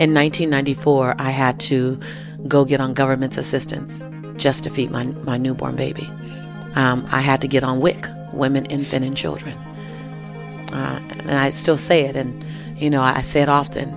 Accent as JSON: {"language": "English", "town": "Los Angeles", "region": "California", "country": "United States", "tie": "born or raised there", "said": "I was born and raised in South Central LA."}